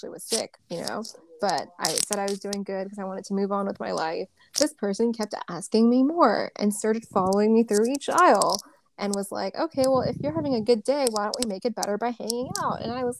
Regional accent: California, United States; I'm from SoCal.

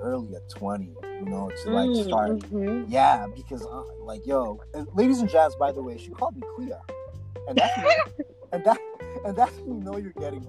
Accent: Philippines; especially growing up in the Philippines. And like, if you're 6 to 11 there, you will remember a lot.

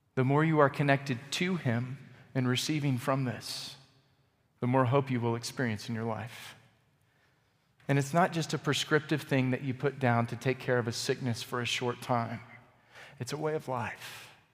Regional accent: Texas, United States; I'm from Texas.

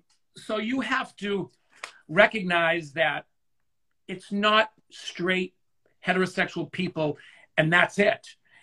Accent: Scotland, United Kingdom; I'm Scottish, so if I was to wear my Scottish skirt in high school, they'd be like, oh, he's wearing a skirt, and be made fun of, but that's my culture.

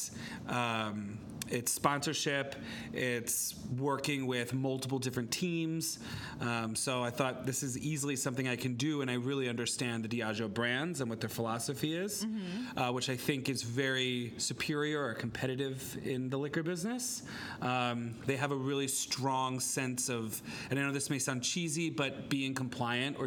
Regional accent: Bucks County, Pennsylvania, United States; moved away as an adult; also born or lived in New York City / Miami; now in Philadelphia, United States; I grew up in Bucks County

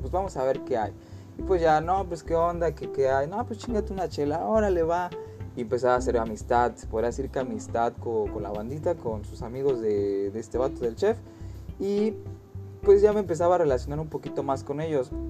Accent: Mexico; also born or lived in Playa del Carmen; Como buen mexicano

